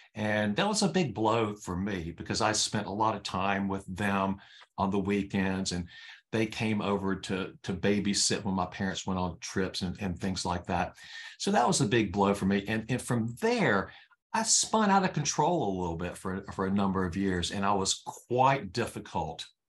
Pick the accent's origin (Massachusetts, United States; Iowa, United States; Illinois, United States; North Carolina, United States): North Carolina, United States; I was born in North Carolina